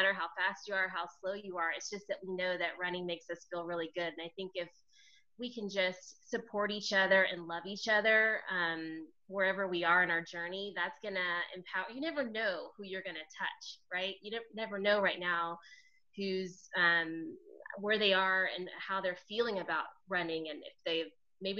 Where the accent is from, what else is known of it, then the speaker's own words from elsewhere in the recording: Los Angeles, California, United States; I'm from Los Angeles, so I live